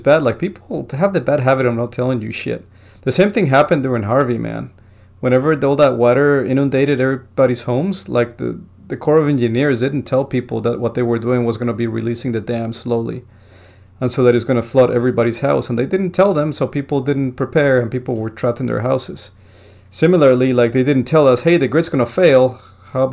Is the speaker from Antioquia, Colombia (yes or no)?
no; Bogotá, Colombia; moved away; I was born in Bogota